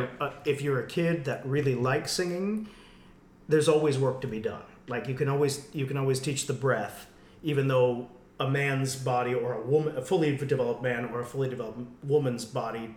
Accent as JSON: {"language": "English", "region": "West Michigan", "country": "United States", "tie": "born or raised there", "said": "I'm from West Michigan, and it was all white people and all Christian, and I had an amazing music department in my public school"}